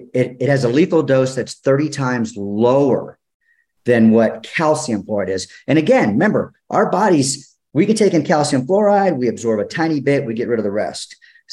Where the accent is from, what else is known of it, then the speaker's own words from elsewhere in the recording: Austin, Texas, United States; moved away as an adult; now in Colorado, United States; So I'm from Austin. I now live in Colorado, but I was in Austin for 30 years practicing.